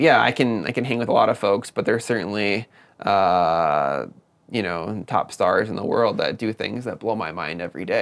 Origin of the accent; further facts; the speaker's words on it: Madison, Wisconsin, United States; moved away; i grew up in southern wisconsin in the madison area